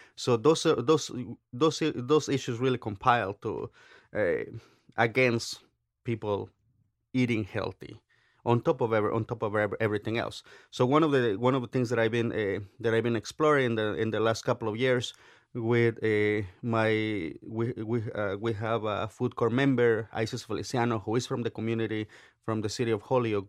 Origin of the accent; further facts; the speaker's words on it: Oaxaca, Mexico; now in United States; I grew up in Oaxaca, very, eh, politically active state